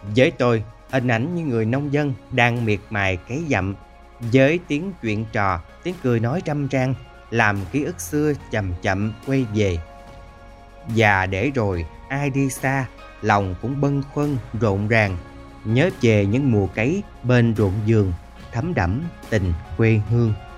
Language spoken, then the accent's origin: Vietnamese; Mekong Delta, Vietnam; ở quê tôi